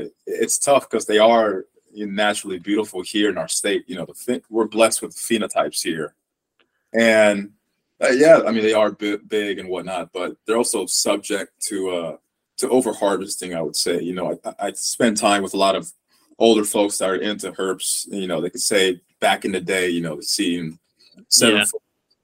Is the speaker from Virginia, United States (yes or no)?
no; Illinois, United States; we're both from the Midwest